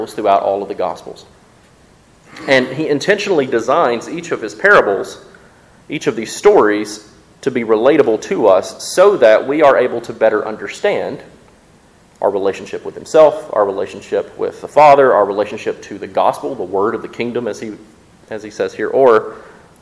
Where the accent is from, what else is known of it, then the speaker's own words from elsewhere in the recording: Mississippi, United States; also born or lived in West Tennessee; now in Jackson, Tennessee, United States; I grew up in Mississippi.